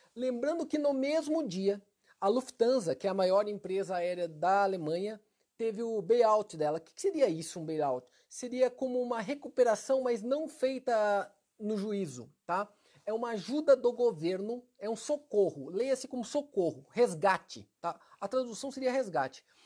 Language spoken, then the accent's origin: Portuguese; Maringá, Paraná, Brazil; Maringá, que é minha cidade natal